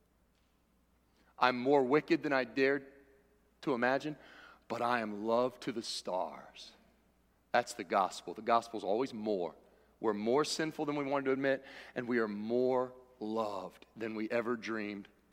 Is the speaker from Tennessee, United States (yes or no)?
no; Cincinnati, Ohio, United States; I was born in Cincinnati